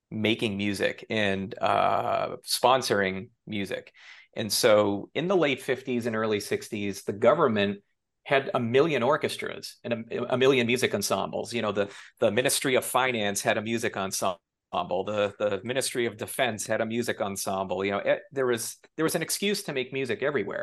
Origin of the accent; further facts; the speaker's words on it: Boston, Massachusetts, United States; moved away as an adult; also born or lived in New York City; now in Los Angeles, United States; I grew up in Massachusetts